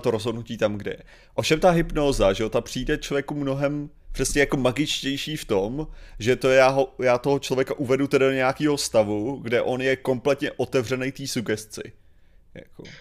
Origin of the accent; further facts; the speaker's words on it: Chodov, Karlovy Vary Region, Czechia; v mém rodném městě